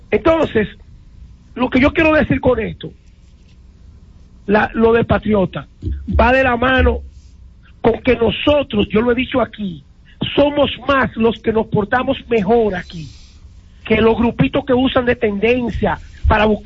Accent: Dominican Republic; now in New York, United States; Los dominicanos no solamente somos los que vinimos a vivir aquí.

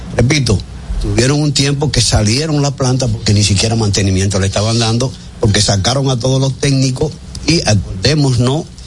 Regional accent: Dominican Republic; yo, que soy dominicano

